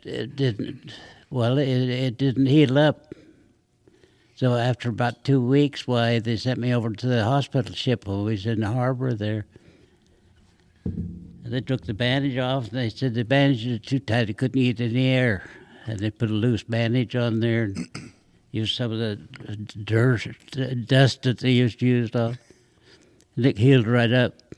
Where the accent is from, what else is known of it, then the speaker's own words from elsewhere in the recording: Long Beach, California, United States; Long Beach, California